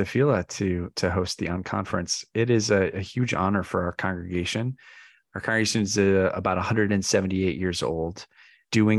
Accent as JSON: {"language": "English", "town": "Chicago", "region": "Illinois", "country": "United States", "tie": "born or raised there", "moved": "yes", "lives_now": "New York City, United States", "said": "I was raised in a community that cared deeply about all kinds of issues in Chicago"}